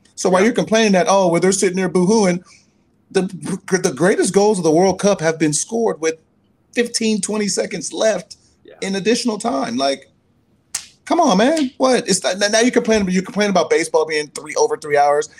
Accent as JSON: {"language": "English", "region": "California", "country": "United States", "said": "my home state, California"}